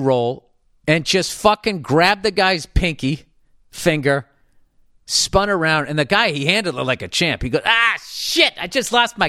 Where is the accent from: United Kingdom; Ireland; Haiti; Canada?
Canada; Saskatchewan; I'm from Saskatchewan, Canada.